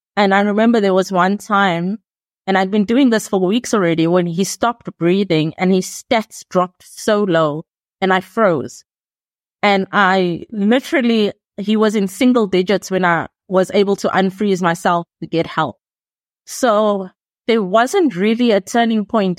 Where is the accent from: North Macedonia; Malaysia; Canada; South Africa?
South Africa; I'm from South Africa